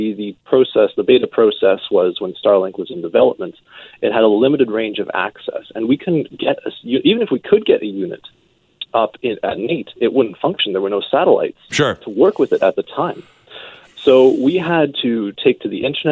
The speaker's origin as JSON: {"language": "English", "town": "Salt Spring Island", "region": "British Columbia", "country": "Canada", "tie": "born or raised there", "also_born_or_lived": "Edmonton", "moved": "as an adult", "said": "Home for me is back on Salt Spring Island in the Gulf Coast."}